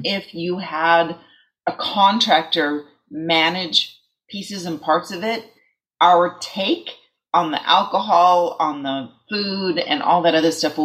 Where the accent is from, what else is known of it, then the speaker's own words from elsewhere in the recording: East Bay, California, United States; I grew up in the East Bay.